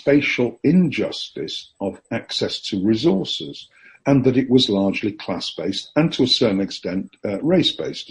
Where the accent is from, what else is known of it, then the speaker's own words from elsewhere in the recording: Yorkshire and the Humber, United Kingdom; moved away; I'm from Yorkshire